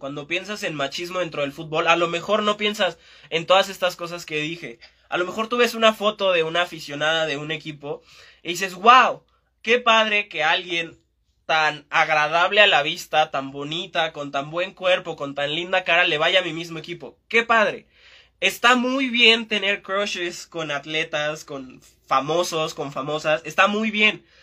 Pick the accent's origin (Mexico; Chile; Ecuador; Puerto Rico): Mexico; Estamos muy atrasados en, en México